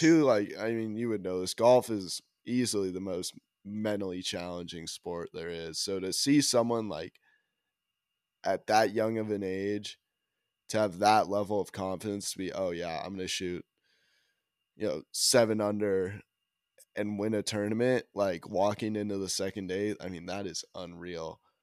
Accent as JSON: {"language": "English", "town": "Park City", "region": "Utah", "country": "United States", "said": "I'm from Park City, like, another small ski town"}